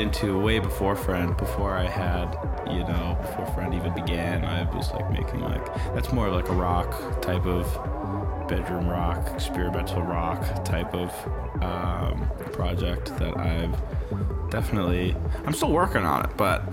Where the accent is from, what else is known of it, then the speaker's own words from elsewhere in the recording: Chicago, Illinois, United States; I'm from the Chicago area.